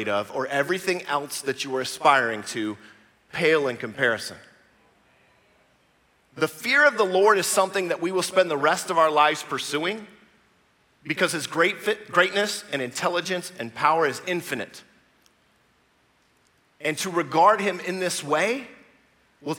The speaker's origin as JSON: {"language": "English", "country": "United States", "said": "I'm American"}